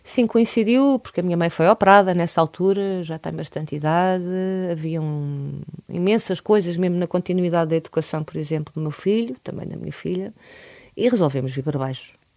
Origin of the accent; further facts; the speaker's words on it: Portugal; universos principais que estão no meu ADN enquanto portuguesa